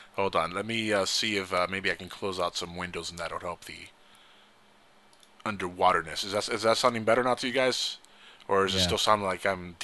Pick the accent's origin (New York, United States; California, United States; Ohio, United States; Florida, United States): California, United States; I grew up in California